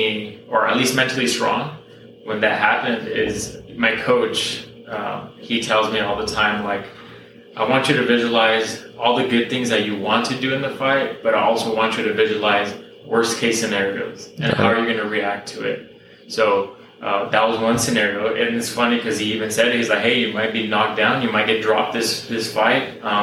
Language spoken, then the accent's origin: English; Whittier, California, United States; also born or lived in Long Beach, California; I was born in Long Beach, but most of my life I've been here in Whittier.